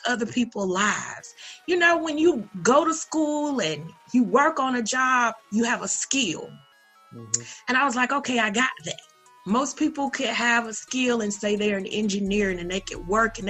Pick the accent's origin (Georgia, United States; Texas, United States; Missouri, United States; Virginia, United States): Georgia, United States; Perry; I was born in Georgia. In a little town called Perry. And that was a great upbringing experience